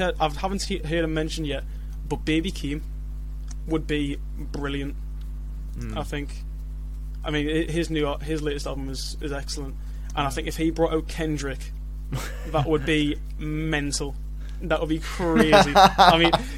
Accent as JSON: {"language": "English", "town": "Newcastle upon Tyne", "region": "North East England", "country": "United Kingdom", "also_born_or_lived": "Leeds", "said": "I'm from Newcastle."}